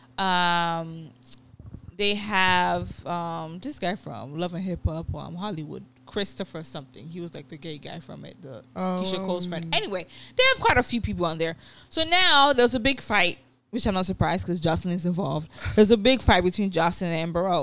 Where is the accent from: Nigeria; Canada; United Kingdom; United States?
Nigeria; as a Nigerian or as African